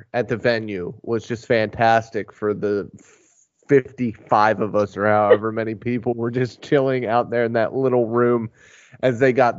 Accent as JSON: {"language": "English", "region": "Pennsylvania", "country": "United States", "tie": "born or raised there", "said": "So I grew up in Pennsylvania, obviously."}